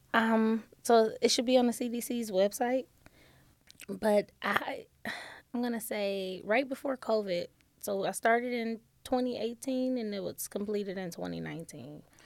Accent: Detroit, Michigan, United States; moved away as an adult; now in Toledo, United States; I am originally from Detroit, Michigan

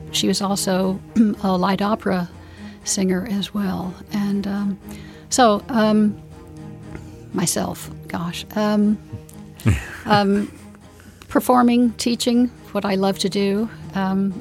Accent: Miami, Florida, United States; I was born and raised in Miami, Florida

